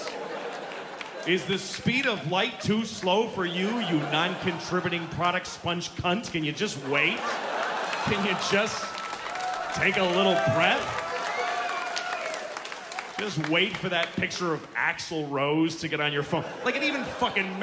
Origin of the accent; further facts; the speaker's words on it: United States; I'm American